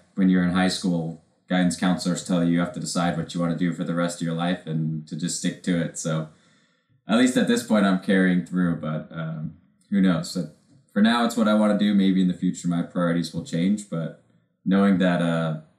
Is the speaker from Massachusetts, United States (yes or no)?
no; Washington, United States; growing up in Washington State